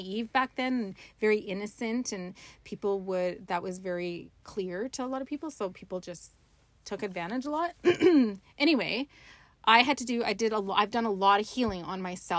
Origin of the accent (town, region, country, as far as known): Dawson Creek, British Columbia, Canada; born or raised there; moved away